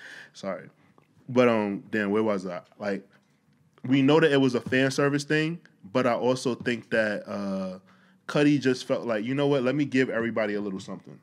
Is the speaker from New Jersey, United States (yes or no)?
no; New York City, New York, United States; I'm a New Yorker